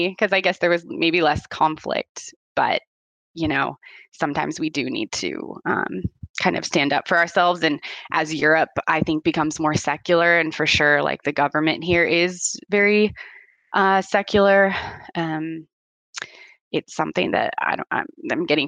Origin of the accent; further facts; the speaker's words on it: United States; now in Italy; being American myself